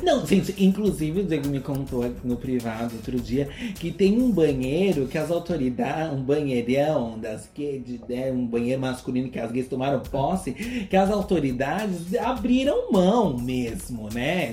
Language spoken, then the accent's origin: Portuguese; Brazil; a gente que é brasileira